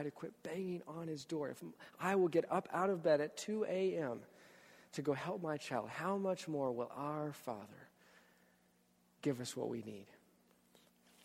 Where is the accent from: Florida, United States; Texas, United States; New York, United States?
Texas, United States; moved away; I'm from Texas.